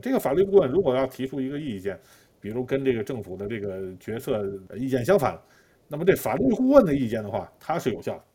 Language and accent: Chinese; China; now in Israel; 我们中国人